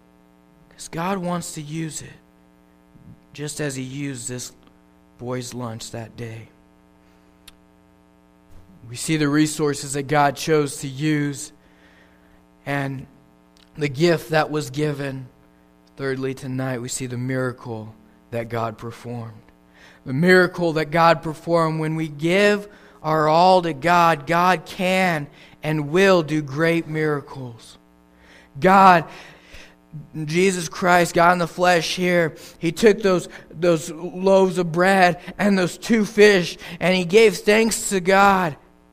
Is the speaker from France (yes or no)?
no; Papua New Guinea; It's amazing to me growing up in New Guinea how that people that didn't have anything, the minimum wage there in New Guinea is $1 an hour.